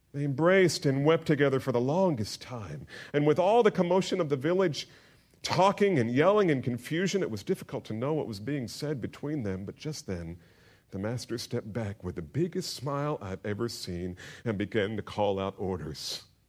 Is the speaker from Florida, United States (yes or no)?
no; New Jersey, United States; growing up in New Jersey